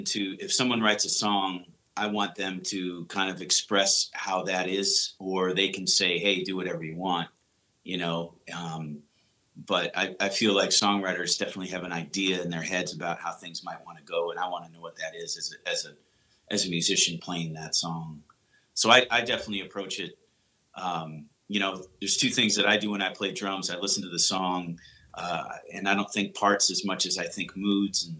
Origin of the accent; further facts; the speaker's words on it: Wisconsin, United States; also born or lived in St. Louis / Nashville / Chicago / Columbus; now in Cleveland, United States; I grew up in Wisconsin.